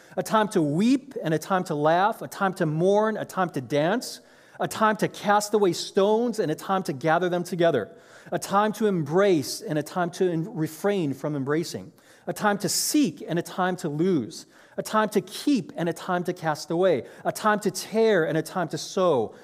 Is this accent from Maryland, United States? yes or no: no; Chicago, Illinois, United States; moved away as an adult; now in Orange County, United States; I grew up in Chicago